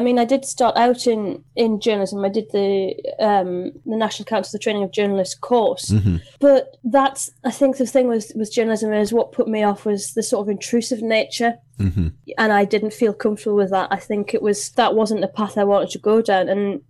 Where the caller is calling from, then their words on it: Gateshead, North East England, United Kingdom; So I am Zooming you from Gateshead, which is the other side of the water to Newcastle upon Tyne.